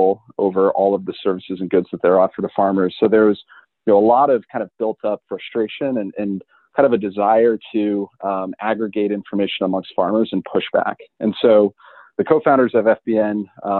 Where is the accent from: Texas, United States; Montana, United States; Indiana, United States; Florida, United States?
Montana, United States; also born or lived in Illinois; I'm originally from Montana, not growing up in agriculture in Montana